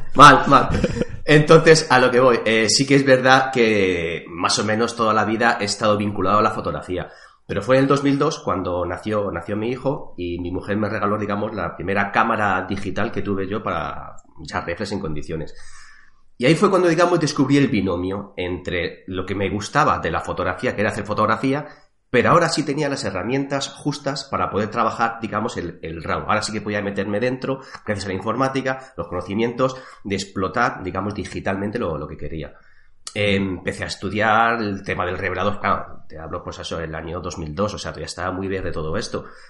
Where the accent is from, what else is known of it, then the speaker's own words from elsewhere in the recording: Madrid, Community of Madrid, Spain; now in Toledo, Spain; también nací en Madrid, aunque actualmente resido, vivo aquí en, Toledo